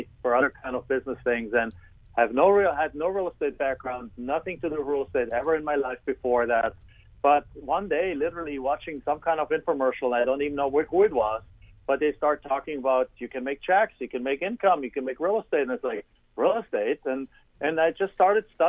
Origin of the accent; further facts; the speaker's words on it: Germany; English is a second language; moved away as an adult; now in United States; I'm originally, as you can tell from my accent, and as you know, from Germany. I came over to the United States in 1997